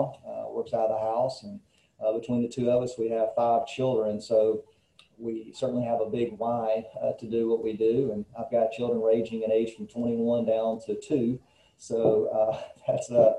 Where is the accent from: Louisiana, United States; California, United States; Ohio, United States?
Louisiana, United States; northeast; moved away as an adult; also born or lived in Georgia; now in Southaven, United States; I was born and raised in Westmoreland, Louisiana, the northeast part